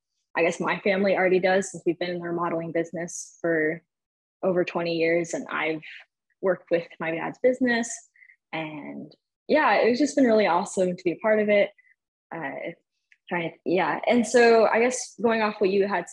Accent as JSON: {"language": "English", "town": "Albany", "region": "New York", "country": "United States", "tie": "born or raised there", "moved": "yes", "lives_now": "Texas, United States", "said": "I'm originally from upstate New York, born and raised in Albany, capital region"}